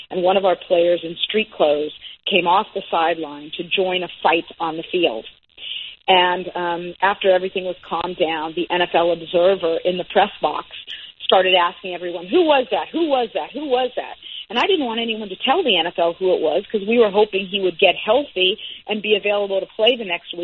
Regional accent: Los Angeles, California, United States; also born or lived in Bay Area; I came back down to my hometown of Los Angeles

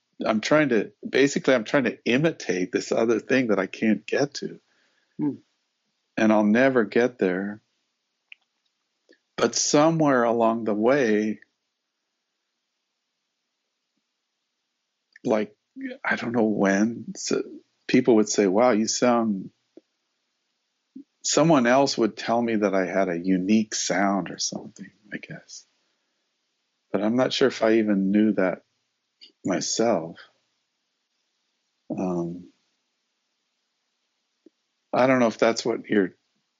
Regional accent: Denver, Colorado, United States; I grew up in Denver, Colorado, and I grew up during the 50s and the 60s.

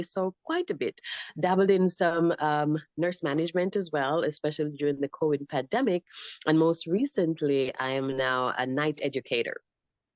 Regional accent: Jamaica; moved away as an adult; also born or lived in Arizona; now in United States; So I was born in Jamaica.

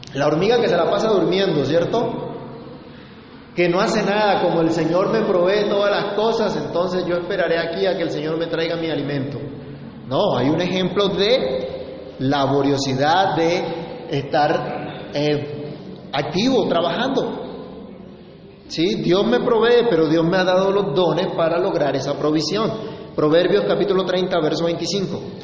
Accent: Colombia; somos colombianos

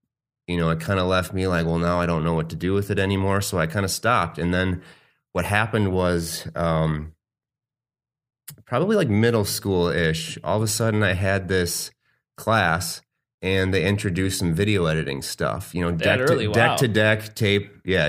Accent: Arizona, United States; now in Milwaukee, United States; I was born in Wisconsin, Milwaukee, actually. My parents moved to Arizona when I was really young, like 3, I think. I was out there until I was 18.

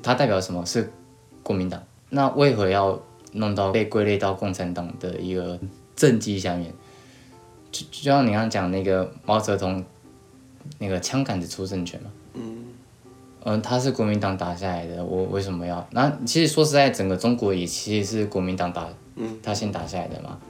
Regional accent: Taiwan; 我们台湾

